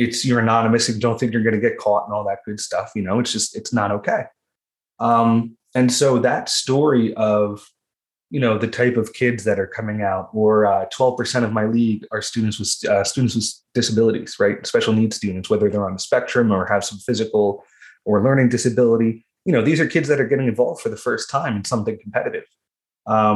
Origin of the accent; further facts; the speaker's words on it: Ocean County, New Jersey, United States; I'm from Ocean County, New Jersey